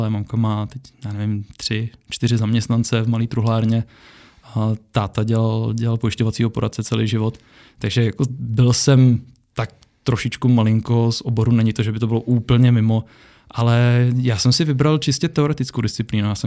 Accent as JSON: {"language": "Czech", "country": "Czechia", "said": "Já jsem Čech, žiju v České republice a tady je pořád školství zadarmo."}